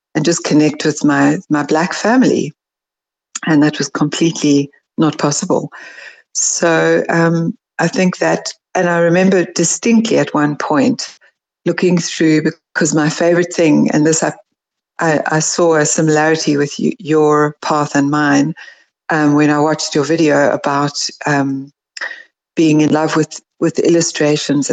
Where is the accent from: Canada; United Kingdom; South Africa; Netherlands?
South Africa; also born or lived in California, United States; I'm really South African in thinking and, you know, psyche